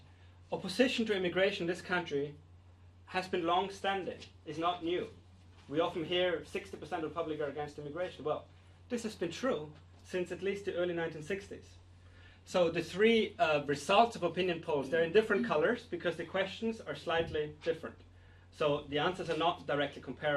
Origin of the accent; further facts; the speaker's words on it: Austria; now in United Kingdom; I'm from Austria